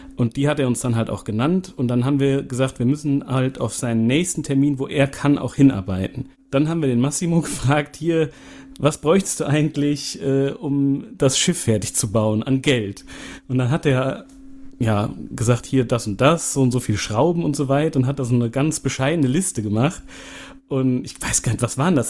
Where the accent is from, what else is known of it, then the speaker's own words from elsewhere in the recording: Siegen, North Rhine-Westphalia, Germany; wir kommen ja hier aus Siegen